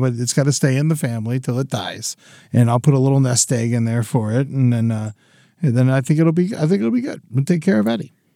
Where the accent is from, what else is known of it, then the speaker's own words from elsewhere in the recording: Boca Raton, Florida, United States; moved away; I came from Boca